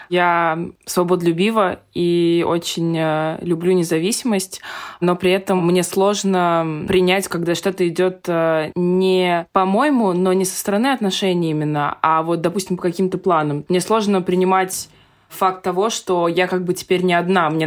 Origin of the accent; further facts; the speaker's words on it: Moscow, Russia; also born or lived in London; Я родилась в Москве, а живу между Москвой и Лондоном. Мне 20 лет.